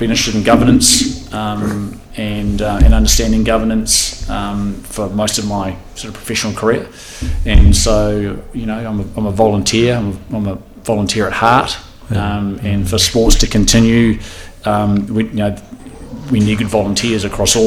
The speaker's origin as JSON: {"language": "English", "region": "Auckland", "country": "New Zealand", "tie": "born or raised there", "also_born_or_lived": "Christchurch, New Zealand / London, United Kingdom", "said": "I was born in Christchurch, but my parents came to Auckland when I was all of 2 years old"}